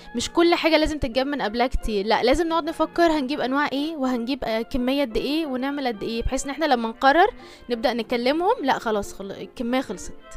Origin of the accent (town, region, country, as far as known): Egypt